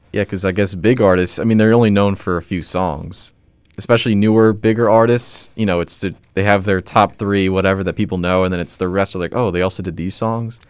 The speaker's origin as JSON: {"language": "English", "country": "United States", "said": "I'm an American"}